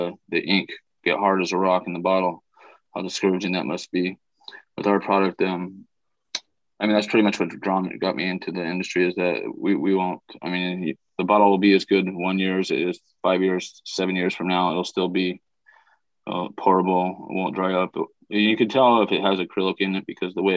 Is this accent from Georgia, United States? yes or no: no; Southern California, United States; I'm from Southern California